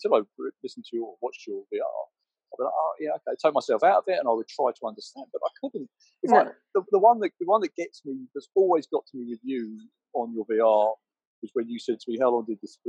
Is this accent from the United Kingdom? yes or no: yes; England, United Kingdom; I'm English